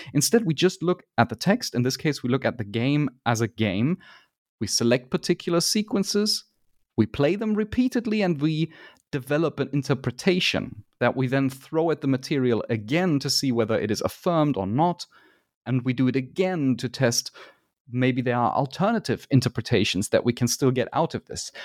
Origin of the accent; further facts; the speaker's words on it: Germany; I am from Germany